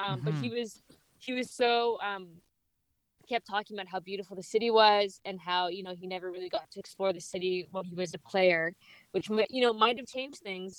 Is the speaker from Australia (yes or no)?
no; Vancouver, British Columbia, Canada; I was born and raised in Vancouver.